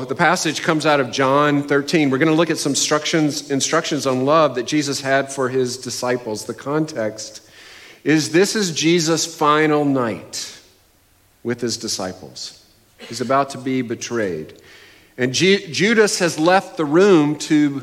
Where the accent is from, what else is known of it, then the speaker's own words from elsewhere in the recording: New England, United States; I am from New England, a New England fan